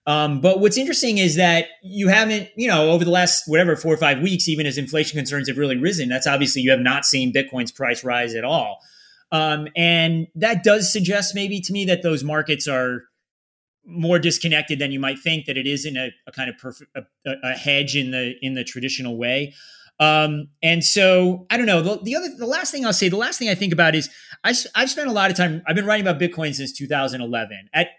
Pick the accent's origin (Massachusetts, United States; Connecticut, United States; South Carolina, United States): Connecticut, United States; Meriden; born there; I'm living now about a half hour south of where it's not exactly where I grew up. I was born in Meriden, which is right near there, but yeah, about a half hour south.